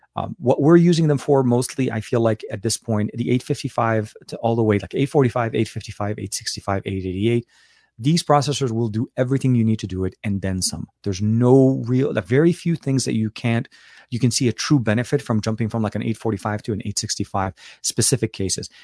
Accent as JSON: {"language": "English", "country": "Lebanon", "tie": "born or raised there", "moved": "yes", "said": "I was born and raised in Lebanon"}